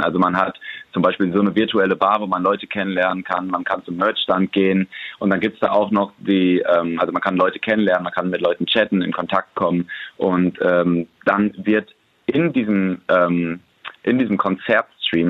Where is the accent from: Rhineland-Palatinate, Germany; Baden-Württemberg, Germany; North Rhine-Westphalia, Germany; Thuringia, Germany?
North Rhine-Westphalia, Germany; Hamm; now in Berlin, Germany; wir haben ganz viele Freunde hier, unsere Familien sind hier und ist für uns nach wie vor einfach die, die Heimat und man fühlt sich hier so richtig zu Hause